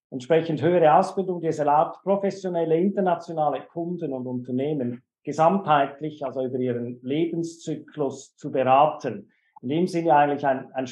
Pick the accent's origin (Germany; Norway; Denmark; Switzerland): Switzerland; Wie, wie, Sie schon an meinem Deutschen kennen können, komme ich ursprünglich aus der Schweiz, bin in der Schweiz geboren und aufgewachsen.